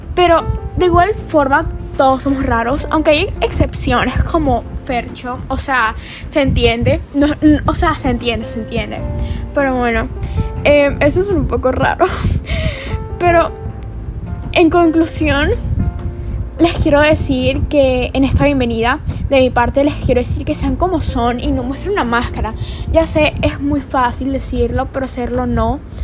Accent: Colombia; Soy de Colombia

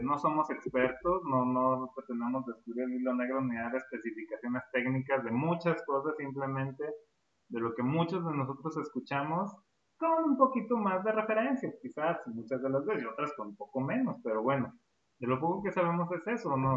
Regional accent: Durango, Mexico; Nosotros somos hermanos, este, somos de México, específicamente acá de la, de la ciudad de Durango

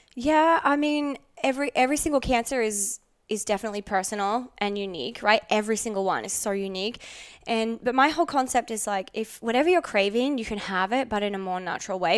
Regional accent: Australia; now in Los Angeles, United States; I grew up in Outback, Australia with the Aboriginal people

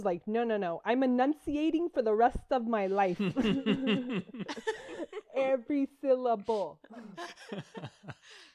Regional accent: Avalon, Georgia, United States; moved away as an adult; also born or lived in Athens, Georgia; now in Miami, United States; I was born in Miami. I grew up in a really small rural town in Georgia. And when I say small, I mean 200 people

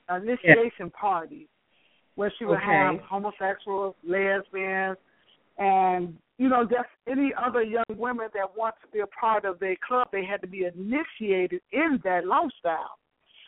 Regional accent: Chicago, Illinois, United States; growing up on Chicago's West Side from a dysfunctional family

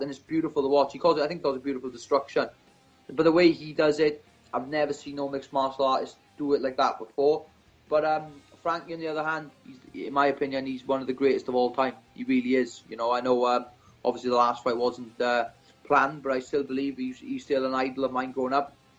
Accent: Swansea, Wales, United Kingdom; I was a young boy growing up in Swansea.

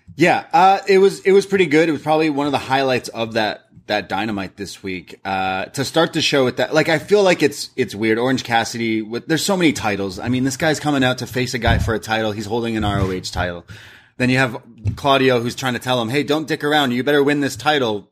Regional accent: Canada; We're Canadian

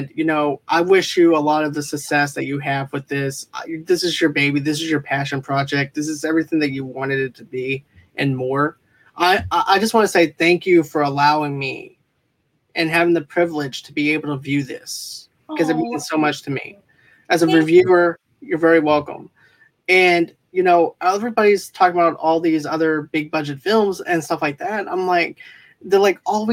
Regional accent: Boston, Massachusetts, United States; now in Mississippi, United States; I'm originally from Boston

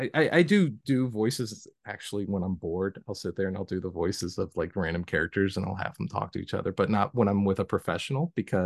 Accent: the South, United States; accent: southern; nobody takes a southern accent very seriously. And so I always just like learned to hide my accent.

